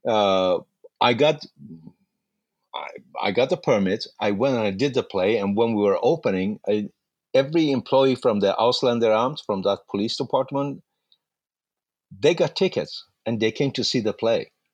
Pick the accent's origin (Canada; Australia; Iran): Iran; Mashhad, Razavi Khorasan; English is a second language; moved away as an adult; now in United States; I was born in Mashhad, Iran